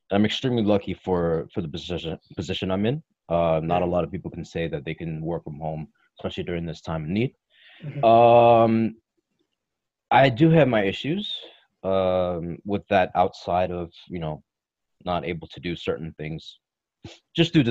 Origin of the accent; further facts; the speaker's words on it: Toronto, Windsor, Ontario, Canada; born and raised in Toronto, Windsor, Ontario, Canada